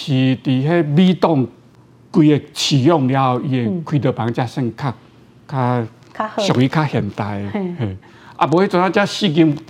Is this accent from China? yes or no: no; Yunlin County, Taiwan; accent: Haikou accent; 因为我是云林大溪嘛，大溪人，哦，所以我我讲台语有一个腔啦，哦，而且海口腔